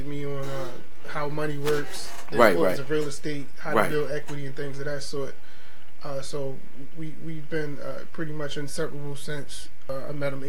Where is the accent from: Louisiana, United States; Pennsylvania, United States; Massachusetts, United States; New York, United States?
New York, United States; New York City; Right. I'm originally from New York